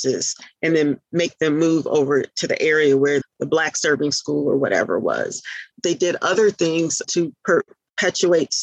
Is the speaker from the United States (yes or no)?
yes; Milwaukee, Wisconsin, United States; moved away as an adult; also born or lived in Atlanta, Georgia; now in North Carolina, United States; I'm originally from Milwaukee, Wisconsin